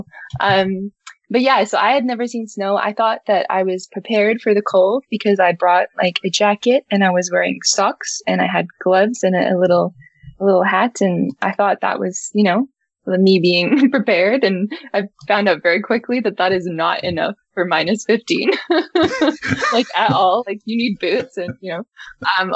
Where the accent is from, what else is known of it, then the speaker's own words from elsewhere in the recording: Auckland, New Zealand; moved away as an adult; also born or lived in Toronto, Canada; now in Vancouver, Canada; I'm a Kiwi girl. and I always say that's home. Like, I feel like, you know, I was born there. I was raised there.